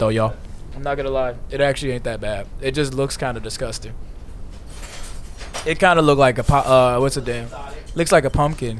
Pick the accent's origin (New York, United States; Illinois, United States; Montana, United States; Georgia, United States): Illinois, United States; Chicago suburbs, near Blue Island; I'm from Chicago suburbs, a little town called Cree. But we could just say it's like near Blue Island, that around that area